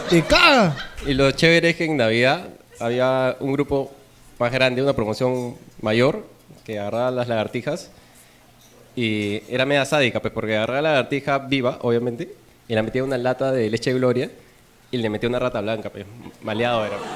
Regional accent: Lima, Peru; De Lima.

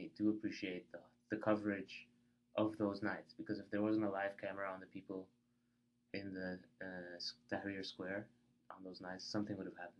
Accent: Egypt; the way to school, the pyramids are on the way.

